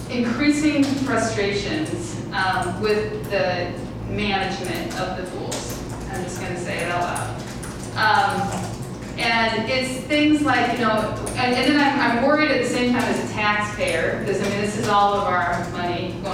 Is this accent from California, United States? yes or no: no; Iowa City, Iowa, United States; I'm from Iowa City. I grew up here, so I have many decades of experience